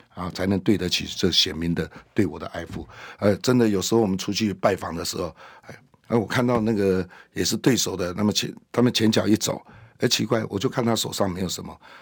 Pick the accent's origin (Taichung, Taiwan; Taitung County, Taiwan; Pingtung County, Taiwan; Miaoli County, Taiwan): Miaoli County, Taiwan; accent: Hakka; 我们客家的那个口音